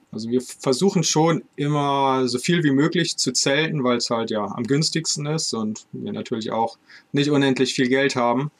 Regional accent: Northern Germany, Germany; aus Norddeutschland gekauft, aus meiner Heimatstadt

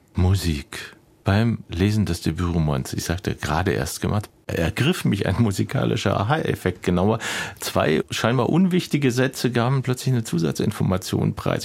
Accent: West Germany, Germany; ich als Westdeutsche

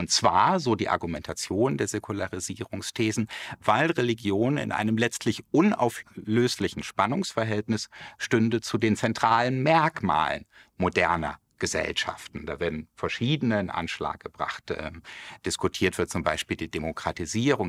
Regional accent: Germany; hier bei uns in Deutschland

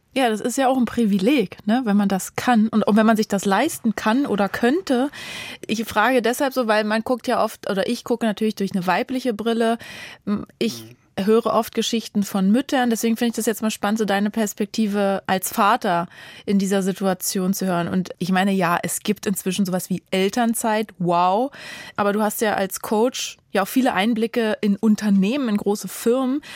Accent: Germany; Bei uns in Deutschland

